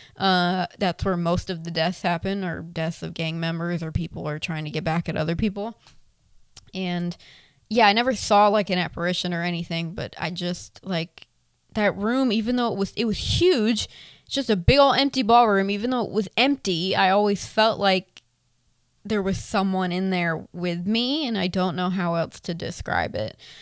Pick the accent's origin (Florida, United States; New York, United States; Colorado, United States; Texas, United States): Florida, United States; I was born and raised in Florida